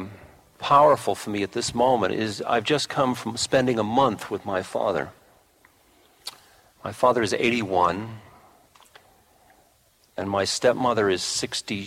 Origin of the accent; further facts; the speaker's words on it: United States; I'm an American